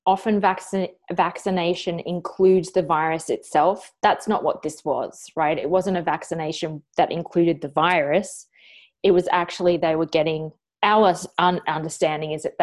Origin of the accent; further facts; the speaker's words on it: Australia; an Australian woman